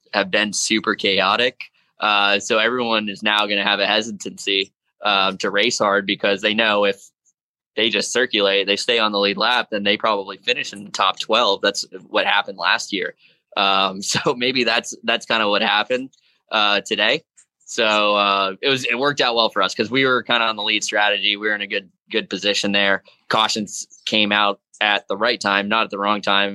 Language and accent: English; South Florida, United States; Being from South Florida, it's hot and humid there all year round.